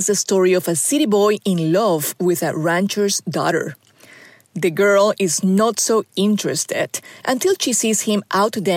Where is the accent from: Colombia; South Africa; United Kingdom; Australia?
Colombia; now in Arkansas, United States; Growing up in Colombia through the 70s and 80s